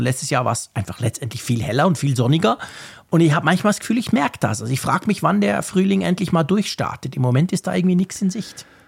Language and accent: German; Switzerland; mich als Schweizer